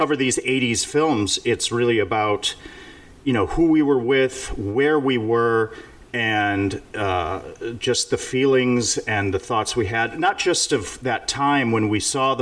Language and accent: English; Lindenhurst, Illinois, United States; my small town that I grew up in Lindenhurst, Illinois, a suburb of Chicago